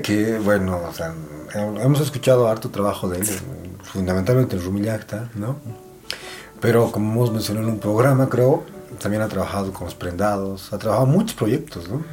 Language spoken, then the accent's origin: Spanish; Bolivia; nosotros como bolivianos